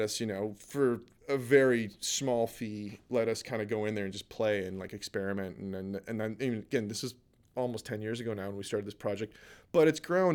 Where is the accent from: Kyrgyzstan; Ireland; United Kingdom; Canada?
Canada